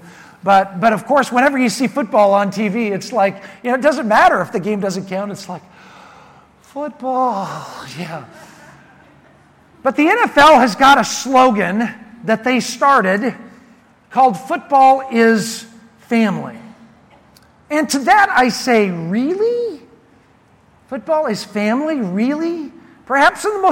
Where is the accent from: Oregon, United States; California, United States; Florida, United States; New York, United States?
Oregon, United States; Prineville; my hometown of Prineville, Oregon